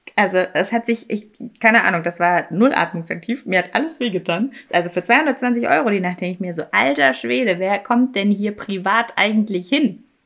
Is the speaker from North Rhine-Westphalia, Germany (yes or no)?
no; Munich, Bavaria, Germany; Ich bin ja in München groß geworden